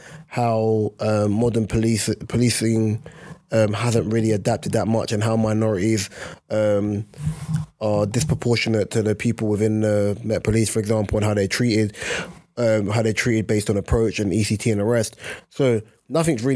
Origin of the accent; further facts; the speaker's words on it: London, United Kingdom; I grew up in South London